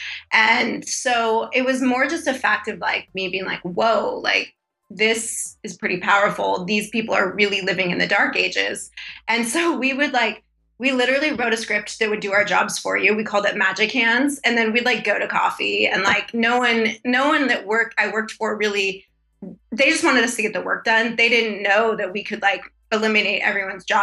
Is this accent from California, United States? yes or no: yes; San Diego, California, United States; I grew up in San Diego